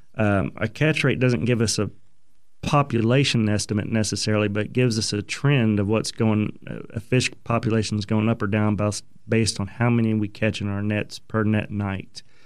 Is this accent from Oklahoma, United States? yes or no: yes; Broken Arrow, Oklahoma, United States; I grew up in Oklahoma, uh, graduated Broken Arrow High School